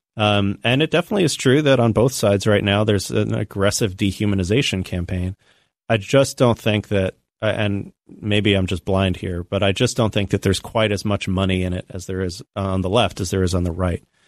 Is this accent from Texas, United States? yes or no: no; Tampa, Florida, United States; I grew up in Tampa, Florida, which had a huge, uh, Latino population